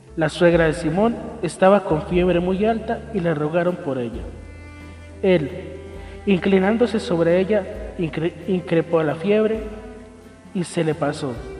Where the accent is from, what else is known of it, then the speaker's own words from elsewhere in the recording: Colombia; nosotros como colombianos